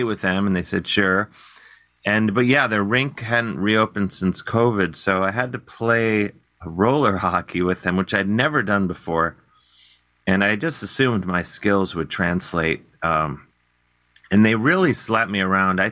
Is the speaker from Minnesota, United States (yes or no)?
no; Cleveland, Ohio, United States; growing up in Cleveland